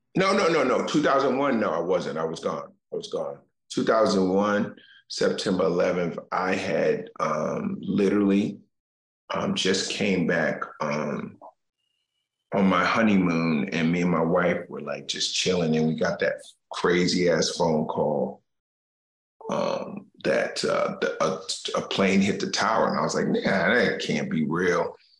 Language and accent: English; Newark, New Jersey, United States; I grew up in Newark, New Jersey